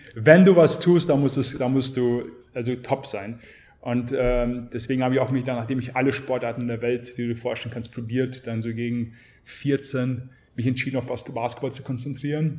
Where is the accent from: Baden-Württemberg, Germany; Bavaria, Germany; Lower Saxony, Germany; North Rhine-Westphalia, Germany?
Bavaria, Germany; Garmisch-Partenkirchen; also born or lived in St. Petersburg, Russia / Bad Honnef, Germany; geboren in St. Petersburg, mit sechs Jahren nach Garmisch-Partenkirchen gekommen, bin in Garmisch aufgewachsen